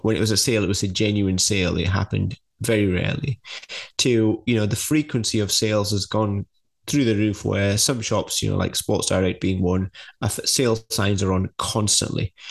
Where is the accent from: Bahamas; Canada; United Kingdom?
United Kingdom; being British